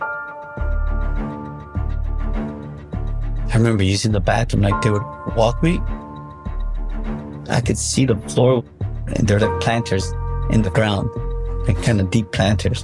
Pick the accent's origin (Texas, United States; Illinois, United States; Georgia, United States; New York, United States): Illinois, United States; Chicago; I'm from Chicago.